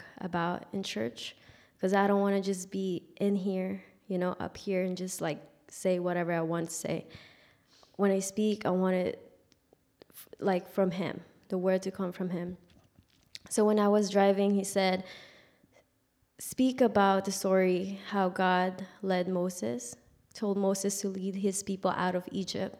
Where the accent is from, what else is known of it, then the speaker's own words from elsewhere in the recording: Philippines; moved away; I grew up in the Philippines.